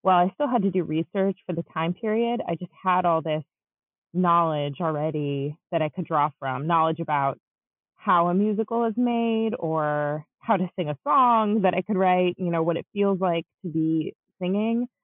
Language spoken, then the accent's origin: English; Chicago, Illinois, United States; also born or lived in Long Island, New York; I grew up in Long Island and also in the Chicago area. I moved when I was about 9.